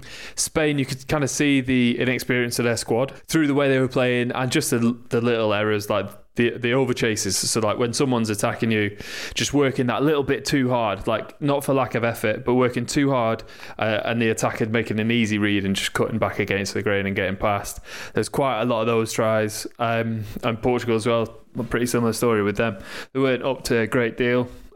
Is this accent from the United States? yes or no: no; England, United Kingdom; Being English